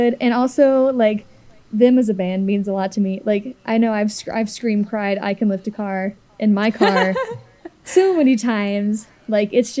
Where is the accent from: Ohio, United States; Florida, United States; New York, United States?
Ohio, United States; Cincinnati; I'm kind of from Cincinnati. I'm basically from Cincinnati